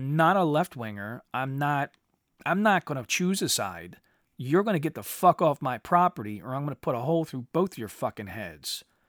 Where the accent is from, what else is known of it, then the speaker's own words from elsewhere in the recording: United States; I'm an American rebel.